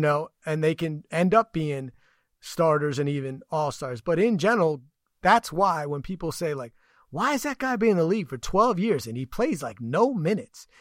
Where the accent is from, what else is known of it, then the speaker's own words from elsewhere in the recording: New York, United States; I grew up in New York